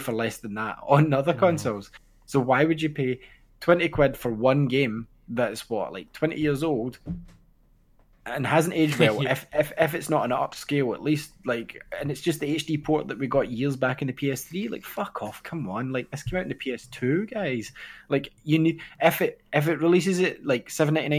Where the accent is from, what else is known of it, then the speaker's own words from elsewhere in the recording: Ayr, Scotland, United Kingdom; I'm from Air Scotland